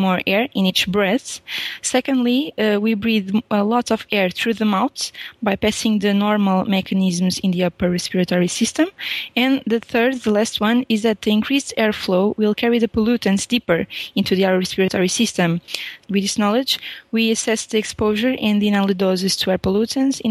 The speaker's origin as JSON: {"language": "English", "country": "Portugal", "second_language": "English", "said": "I'm a Portuguese PhD student"}